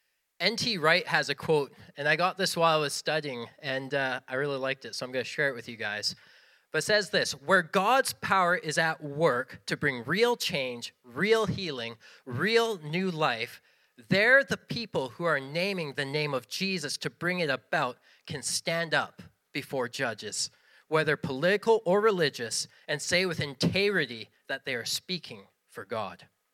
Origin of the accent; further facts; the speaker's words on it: Western Canada, Canada; We come from Western Canada. No one has stone foundations out there, so it was all gibberish to us.